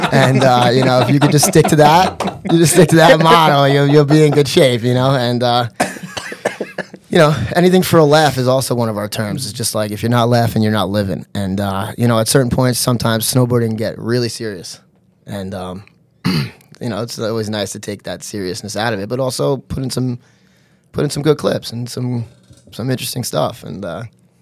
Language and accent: English; Long Island, New York, United States; from Long Island, New York